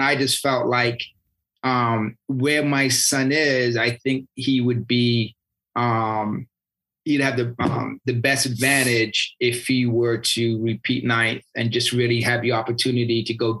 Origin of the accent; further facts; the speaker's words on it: United Kingdom; I'm British and I played soccer, you know, most of my life.